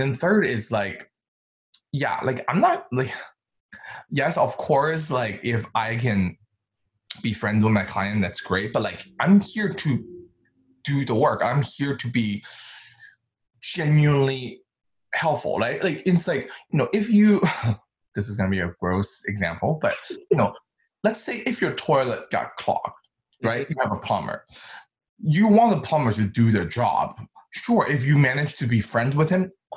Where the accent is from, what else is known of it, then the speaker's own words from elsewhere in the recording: China; accent: American; English is a second language; moved away as an adult; now in Brooklyn, New York, United States; my parents transferred me to a British boarding school in China. And that's where I started to speak more English.